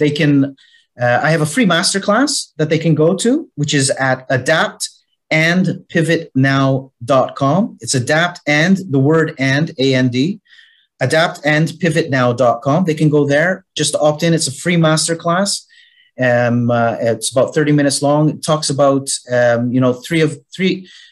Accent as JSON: {"language": "English", "country": "Canada", "tie": "born or raised there", "moved": "yes", "lives_now": "Malta", "said": "as you can hear with my accent, I'm originally from Canada. Was born in Canada. Yet I've been living for the last 42 years. On the island of Malta"}